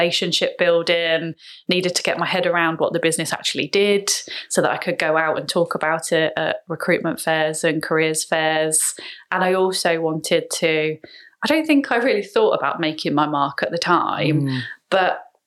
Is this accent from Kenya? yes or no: no; Letchworth, East of England, United Kingdom; moved away as an adult; also born or lived in Leicester; I grew up in Hertfordshire. So I was born in Letchworth.